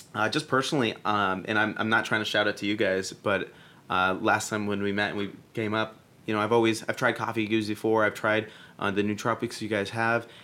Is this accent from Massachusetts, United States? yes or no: yes; Boston, Massachusetts, United States; moved away as an adult; now in New York, United States; I'm actually from Boston